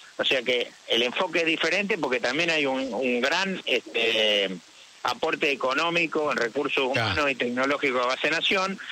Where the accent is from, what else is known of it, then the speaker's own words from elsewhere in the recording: Santa Fe, Argentina; yo soy del interior, soy de Nuevo sí. ¿no? De una ciudad que tiene 100.000 habitantes